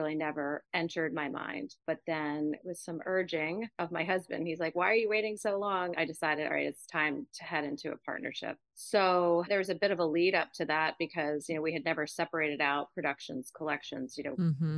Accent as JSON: {"language": "English", "region": "outside of New York City", "country": "United States", "tie": "born or raised there", "also_born_or_lived": "Boston", "said": "I grew up outside of New York City"}